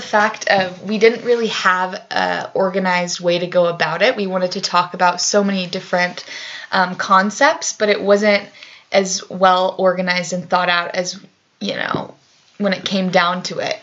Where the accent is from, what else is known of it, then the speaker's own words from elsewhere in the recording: Grand Junction, Colorado, United States; now in Boulder, United States; I'm originally from Grand Junction, Colorado, which is five, four or five hours west of here.